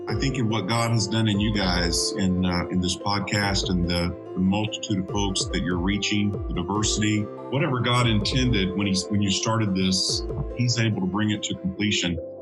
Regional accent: Lafayette, Louisiana, United States; So I, I'm originally from South Louisiana, Cajun, Cajun country, Lafayette

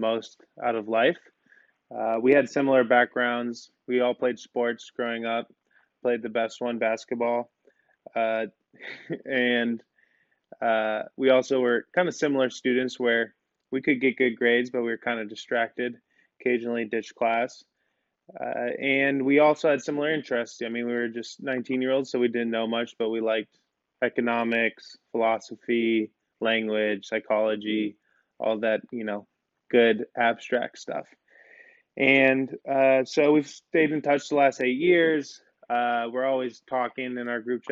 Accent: Chicago, Illinois, United States; moved away as an adult; also born or lived in Santa Barbara; I grew up in Chicago

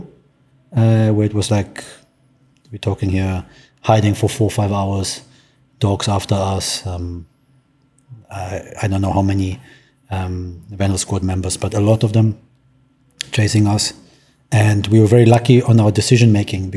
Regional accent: Berlin, Germany; moved away as an adult; also born or lived in Poland; now in Cape Town, South Africa; I grew up in Berlin

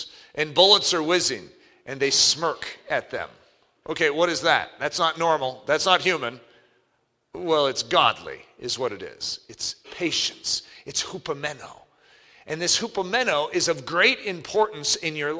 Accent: United States; as Americans

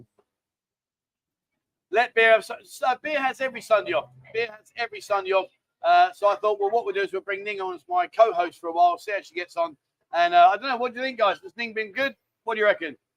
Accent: London, United Kingdom; now in Pattaya, Thailand; I was a Londoner.

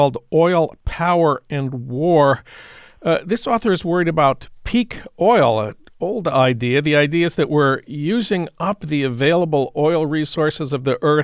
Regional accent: St. Paul, Minnesota, United States; my hometown of St. Paul

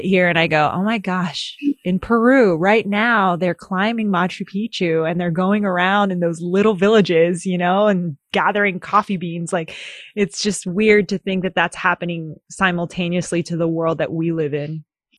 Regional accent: Philippines; moved away; Like, I come from the Philippines. And I was born there

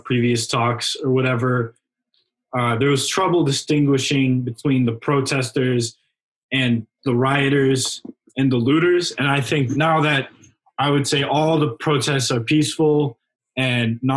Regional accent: Arlington, United States; my hometown, Arlington

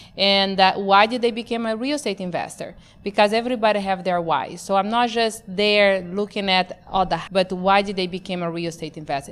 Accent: Brazil; moved away; born and raised in Brazil, not just Brazil, because they're like, wow, Brazil, yes. My Brazil was in the Amazon

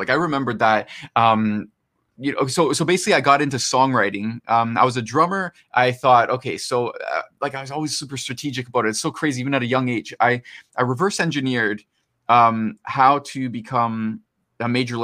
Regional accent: Toronto, Ontario, Canada; So I'm from Toronto, Canada

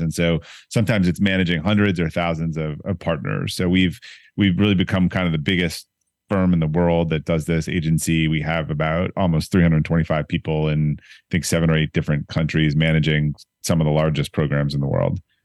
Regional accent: Boston, Massachusetts, United States; also born or lived in Brookline, Massachusetts / Newton, Massachusetts / Arlington, Virginia; now in Needham, United States; I'm from Boston

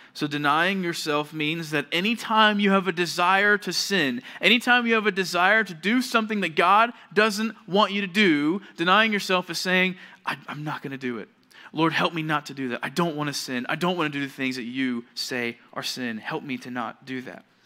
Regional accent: Georgia, United States; moved away as an adult; now in California, United States; I'm from Georgia

